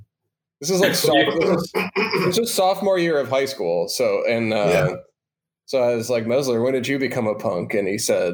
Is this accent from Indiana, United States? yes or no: no; Chicago, Illinois, United States; growing up in Chicago.